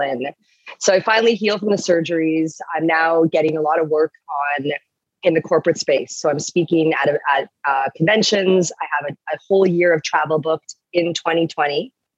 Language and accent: English; Toronto, Ontario, Canada; I'm from Toronto, from Ontario